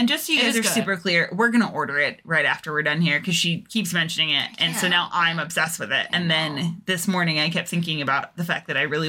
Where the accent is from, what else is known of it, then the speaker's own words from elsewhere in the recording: England, United Kingdom; now in United States; when I moved to the States, it was very much like you couldn't like say, oh yeah, I'm from England without people making a really big deal of it.